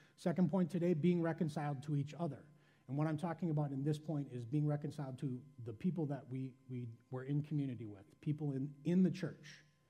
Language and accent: English; Midwest, United States; be a greeter, I'm a Midwesterner, I'm a little reserved, I don't know that I can smile and shake everyone's hand as they come in the door.